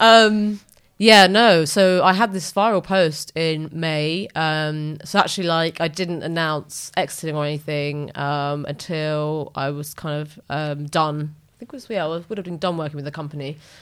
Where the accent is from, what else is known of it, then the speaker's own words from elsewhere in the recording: Wood Green, London, United Kingdom; our flat mm-hmm. in wood green